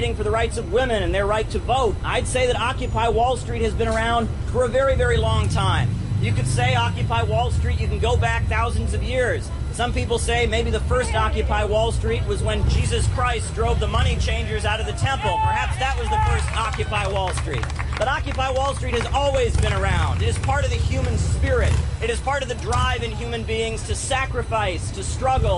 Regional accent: Ohio, United States; I'm from Ohio.

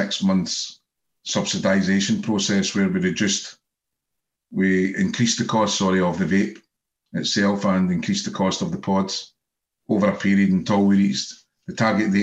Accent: Scotland, United Kingdom; being Scottish

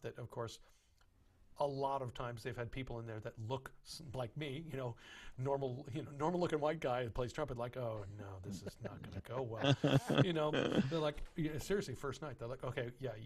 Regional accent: San Antonio, Texas, United States; moved away as an adult; also born or lived in Miami, Florida; growing up in San Antonio, Texas, and going to school in Miami

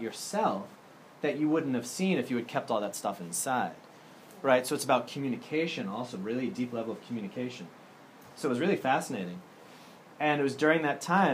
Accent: Andover, Massachusetts, United States; moved away as an adult; also born or lived in Germany; I'm from Andover, Massachusetts, originally

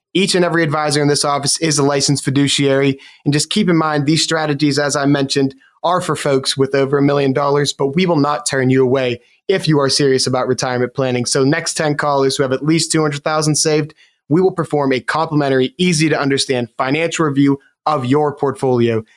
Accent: Western Pennsylvania, United States; I've been born in Western Pennsylvania, and I've I've lived here my entire life.

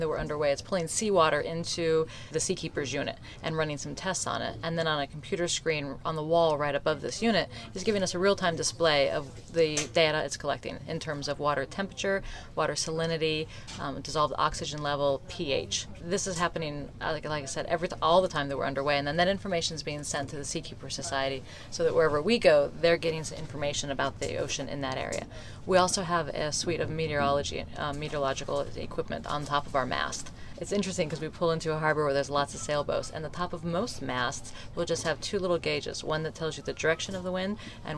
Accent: Colorado, United States; I grew up in Colorado

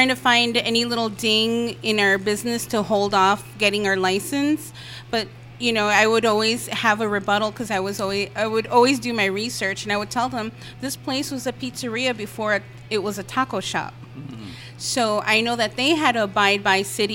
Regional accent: Chicago, Illinois, United States; born and raised in Chicago

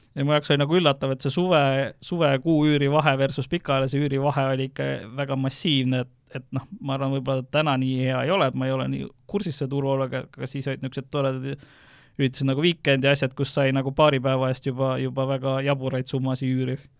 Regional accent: Viljandi, Viljandi County, Estonia; Viljandi, kus ma olen pärit

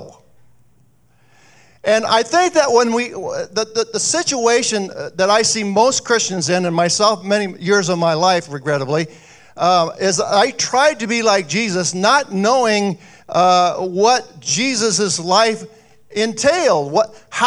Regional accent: Jefferson, Iowa, United States; now in Mason City, United States; back in my hometown, I grew up in Jefferson, Iowa

